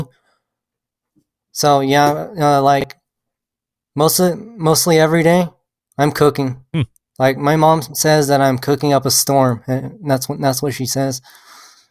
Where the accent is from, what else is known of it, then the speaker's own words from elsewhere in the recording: Amarillo, Texas, United States; now in Lubbock, United States; I was born and raised in Texas my whole life. I was born in Amarillo, Texas.